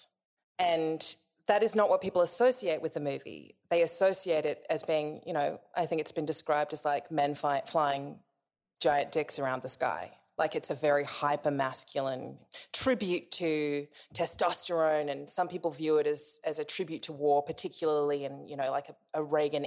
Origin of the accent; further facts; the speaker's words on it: Australia; I'm an Australian writer